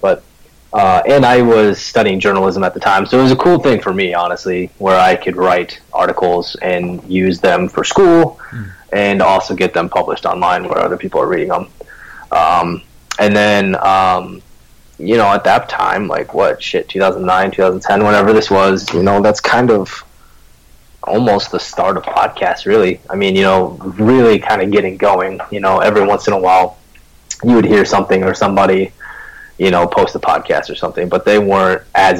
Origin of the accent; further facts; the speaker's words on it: Midwest, United States; I'm from the Midwest. You either drive in this shit or you don't, and you end up not doing anything all winter.